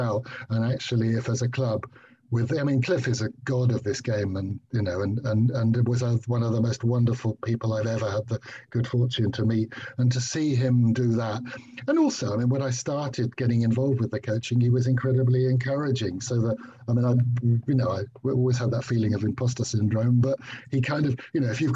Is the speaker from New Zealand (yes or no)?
no; London, United Kingdom; also born or lived in Dar es Salaam, Tanzania / Christ's Hospital boarding school; when I grew up, until age 11, I was in Winchmore Hill, although they were actually 2 years as a tot in Dar es Salaam.